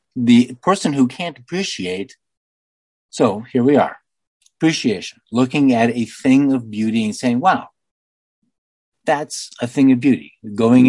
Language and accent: English; United States; I'm only an American